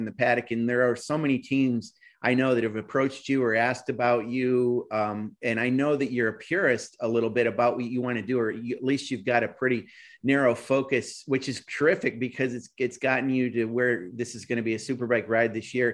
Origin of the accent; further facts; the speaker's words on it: near the Adirondacks, Northern New York, United States; I grew up near the Adirondacks